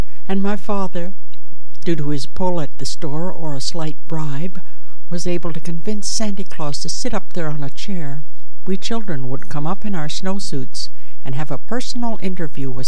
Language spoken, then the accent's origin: English; Chatham, Ontario, Canada; I was born in Chatham, Ontario, Canada